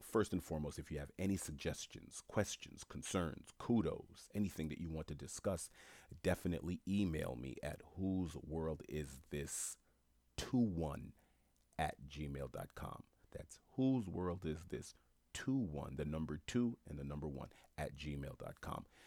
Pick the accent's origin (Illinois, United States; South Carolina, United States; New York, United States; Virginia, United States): New York, United States; New York City; I'm a black man born and raised in New York City